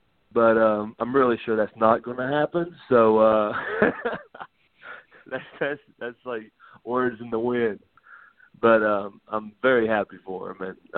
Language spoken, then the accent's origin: English; Deep South, United States; because I came from Deep South.